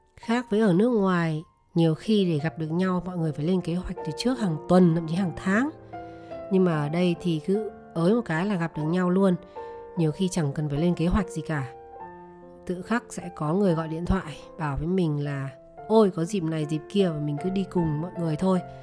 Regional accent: Vietnam; moved away as an adult; also born or lived in United States; mình người Việt Nam mình sinh ra lớn lên ở Việt Nam

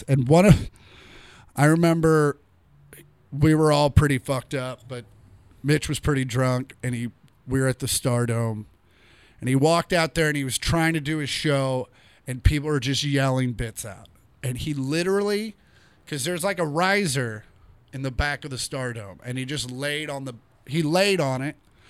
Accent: Kansas, United States; moved away; I'm from Kansas.

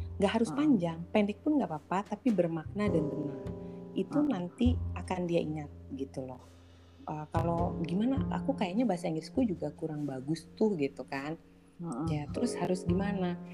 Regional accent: Indonesia; also born or lived in Jakarta; aku orang Indonesia

